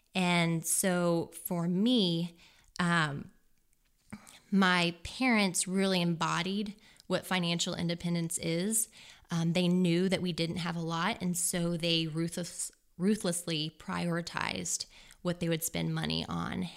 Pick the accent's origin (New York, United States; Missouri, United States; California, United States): Missouri, United States; Versailles; now in Columbia, Missouri, United States; I'm originally from Versailles, Missouri, which is down near the Lake of the Ozarks.